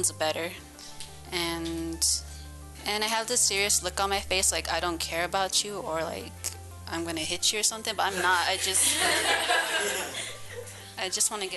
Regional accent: Albuquerque, New Mexico, United States; also born or lived in Torreon, New Mexico; I'm from Albuquerque originally. I'm from Torreon

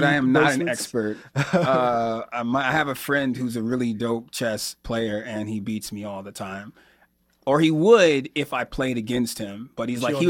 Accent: Johnson City, New York, United States; born there; also born or lived in Alabama / Georgia / Florida; now in Chicago, United States; I was born in Johnson City, New York, which is right outside of Binghamton. And I lived most of my life in the South. So I've lived in Alabama and Georgia. I lived in Florida for about 13 years before I moved to Chicago a few years ago.

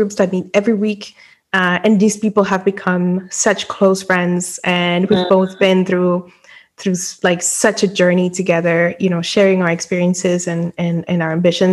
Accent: Dominican Republic; moved away as an adult; also born or lived in Europe; I was born and raised in the Dominican Republic

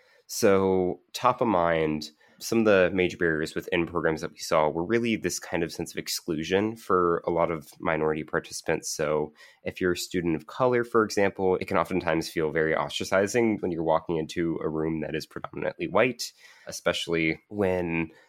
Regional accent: Kentucky, United States; To where my home state of Kentucky, that's a very big issue.

